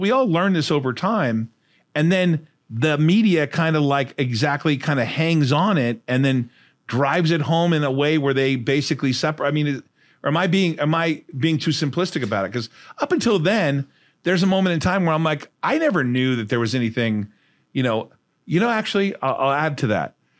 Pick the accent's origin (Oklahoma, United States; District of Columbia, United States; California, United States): California, United States; Fullerton; also born or lived in Huntington Beach, California; I grew up in Hud Housing in Fullerton, California.